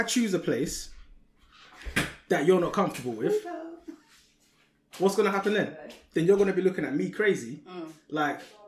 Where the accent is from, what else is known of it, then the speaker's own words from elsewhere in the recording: London, United Kingdom; I'm from Peckham.